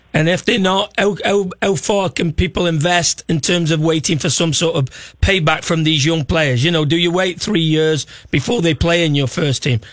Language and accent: English; Stoke-on-Trent, West Midlands, United Kingdom; moved away; I'm not from Liverpool. I'm from Stoke.